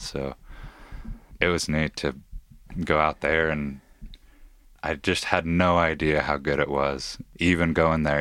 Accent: Issaquah, Washington, United States; I grew up in Issaquah, Washington, yeah, or just outside of it

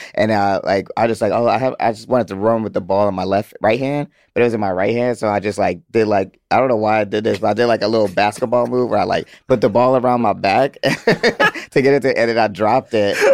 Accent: Atlanta, Georgia, United States; I'm from Atlanta.

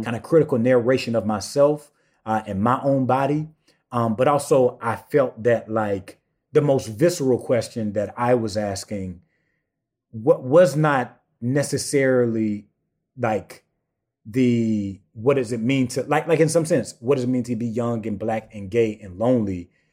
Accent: St. Matthews, South Carolina, United States; also born or lived in Swansea, South Carolina / Sandy Run, South Carolina; I personally come from a small town, uh, Saint Matthew, South Carolina

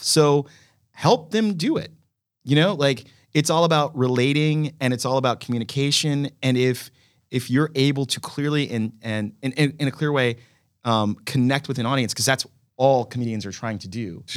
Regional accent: Dallas, Texas, United States; I grew up in Dallas, Texas.

